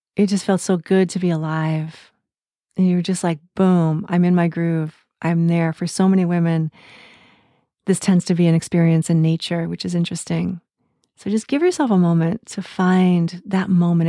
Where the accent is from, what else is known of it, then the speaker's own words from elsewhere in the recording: United States; I grew up in the United States in the nineteen seventies